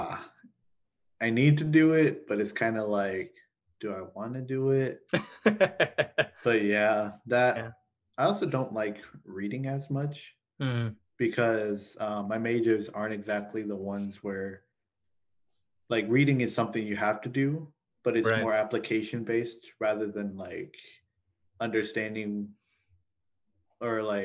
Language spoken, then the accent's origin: English; Lawton, Oklahoma, United States; moved away as an adult; now in Edmond, United States; I originally went to Cameron University because I was born in Lawton